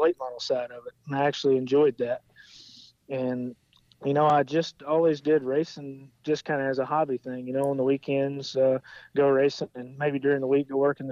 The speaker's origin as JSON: {"language": "English", "region": "Arkansas", "country": "United States", "moved": "yes", "said": "I'm originally from Arkansas. You know, I've always grown up around racing."}